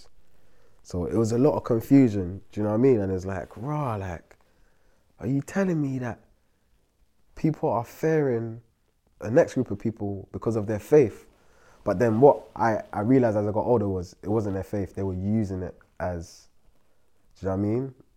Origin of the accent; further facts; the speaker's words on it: London, United Kingdom; I'm from Brixton